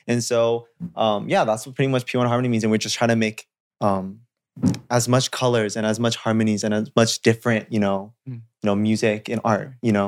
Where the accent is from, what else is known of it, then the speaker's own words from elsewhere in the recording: Toronto, Ontario, Canada; I really like New York because it reminds me of Toronto, like my hometown.